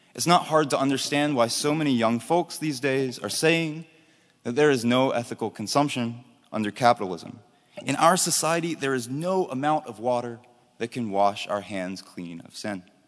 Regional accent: Charlotte, North Carolina, United States; my hometown of Charlotte, North Carolina

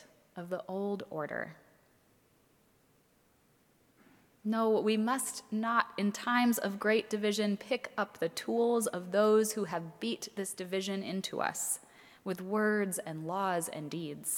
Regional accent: Minnesota, United States; my home state of Minnesota

